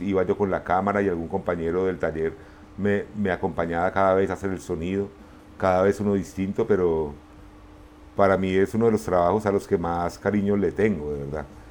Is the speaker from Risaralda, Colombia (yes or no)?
yes; Pereira, Risaralda, Colombia; moved away as an adult; also born or lived in Medellín / Cali / Málaga, Spain; cuando yo crecí en Pereira no había como nada generacional que nos identificara